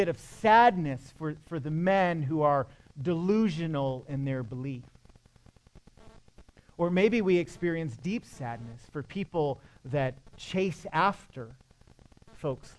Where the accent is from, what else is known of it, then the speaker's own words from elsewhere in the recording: Michigan, United States; I'm from Michigan